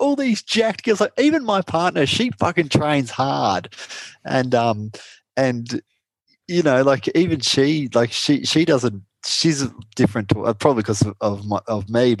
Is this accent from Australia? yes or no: yes; Australia; I broke into the American market as an Aussie keto